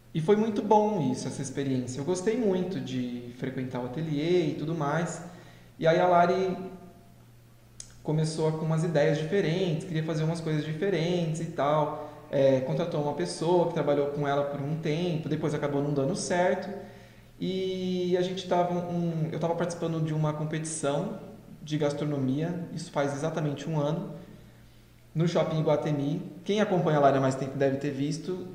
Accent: José Bonifácio, São Paulo, Brazil; moved away as an adult; also born or lived in Portugal; now in São José do Rio Preto, Brazil; Sou de José Bonifácio, que é uma cidade aqui próxima. Então, cresci, nascido e crescido numa cidade pequenininha

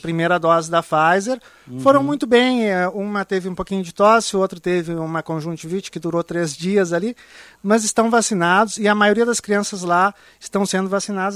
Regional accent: Brazil; moved away; eu sou brasileiro, apesar de morar lá, eu tenho esse sentimento de carinho e amor pela minha terra

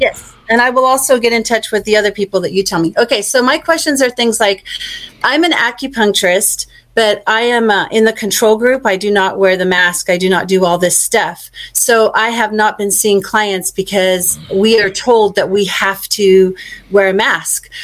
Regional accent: Victoria, Australia; also born or lived in Bendigo, Australia; now in United States; I was born in Australia in Victoria

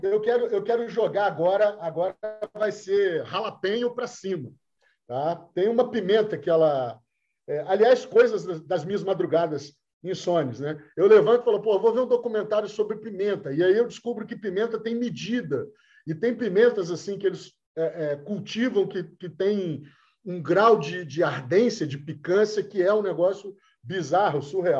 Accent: Rio de Janeiro, Brazil; a gente é carioca

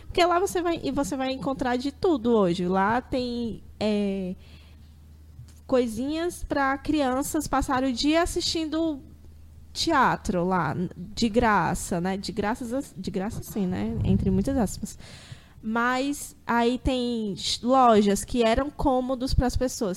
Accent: Fortaleza, Ceará, Brazil; eu nasci e me criei aqui em Fortaleza

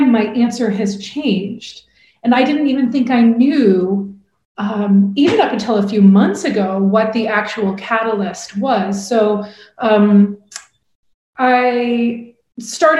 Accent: Portland, Oregon, United States; my first job out of college was actually working in a domestic violence shelter in my hometown of Portland, Oregon

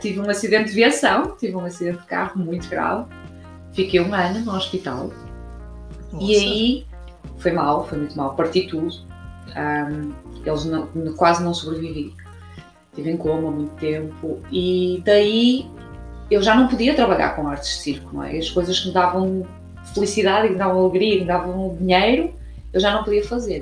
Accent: Braga, Norte, Portugal; now in Cork, Ireland; sou portuguesa de uma cidade chamada Braga, mas vivo em Cork, na Irlanda

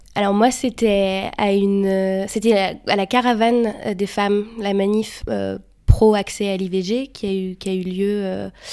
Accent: France; moved away as an adult; now in Brussels, Belgium; je suis française. J'habite à Bruxelles depuis deux ans et demi.

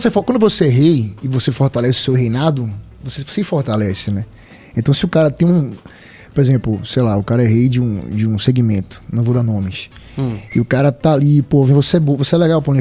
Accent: Northeast Region, Brazil; sou nordestino, tá no meu sangue

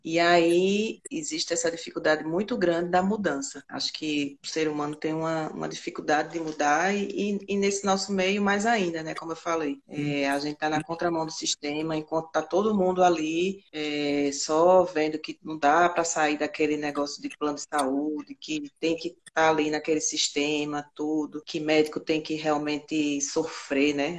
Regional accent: Recife, Pernambuco, Brazil; sou de Recife, sempre morei em Recife

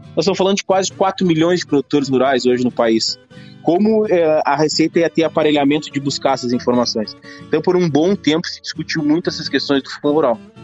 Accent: Rio Grande do Sul, Brazil; Eu sou gaúcho

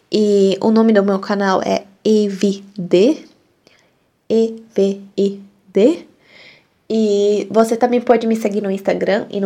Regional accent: Hungary; first language Hungarian; Portuguese is a second language; also born or lived in Brazil; eu sou da Hungria e eu falo português porque eu morei no Brasil, passei um ano no Brasil, aprendi português e além disso eu falo húngaro, né, minha língua materna

